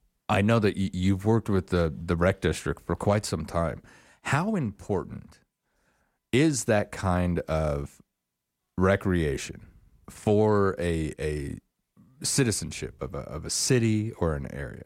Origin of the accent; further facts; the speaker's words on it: Star Valley, Wyoming, United States; now in Sheridan, United States; where I grew up in Star Valley, south of Jackson Hole, beautiful area, right in the middle of the Rockies.